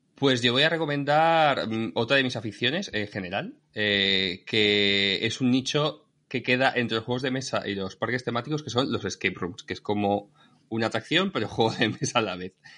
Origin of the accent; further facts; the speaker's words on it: Santa Coloma de Gramenet, Catalonia, Spain; mi pueblo, en Santa Coloma de Gramanet